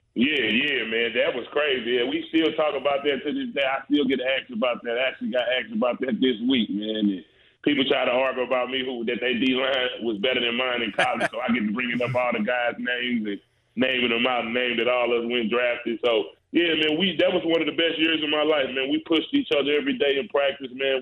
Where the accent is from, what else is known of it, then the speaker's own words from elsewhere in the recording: St. Louis, Missouri, United States; me being from St. Louis uh, and growing up in St. Louis, Missouri, man, and really being from the city